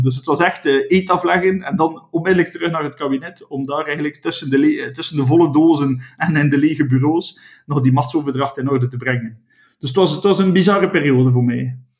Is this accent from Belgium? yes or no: yes; West Flanders, Belgium; Ik ben een West-Vlaming